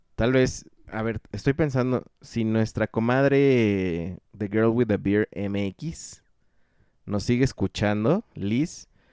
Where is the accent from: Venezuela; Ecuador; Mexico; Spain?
Mexico; Cocotitlán, State of Mexico; Tierra mía también